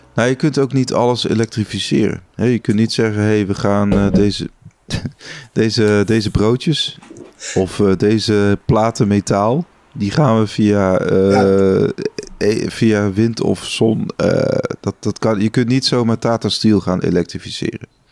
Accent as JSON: {"language": "Dutch", "country": "Netherlands", "said": "wij als Nederlander"}